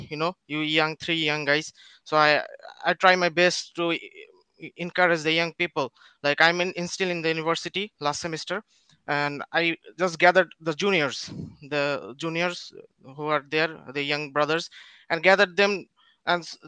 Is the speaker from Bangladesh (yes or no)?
yes; Bangladesh; English is a second language; Yeah, bro, I'm from Bangladesh.